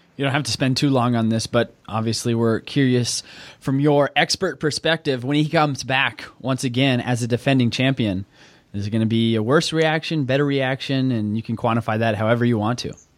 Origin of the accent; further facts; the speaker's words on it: Oklahoma, United States; I'm from Oklahoma